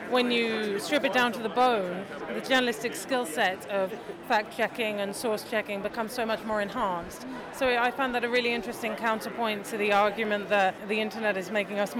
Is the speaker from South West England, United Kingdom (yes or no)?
no; London, United Kingdom; I'm 10 years old and I'm from London.